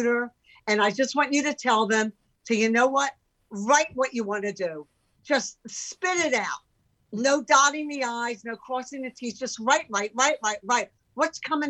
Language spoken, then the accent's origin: English; Philadelphia, Pennsylvania, United States; moved away as an adult; also born or lived in San Francisco; now in California, United States; growing up in Philadelphia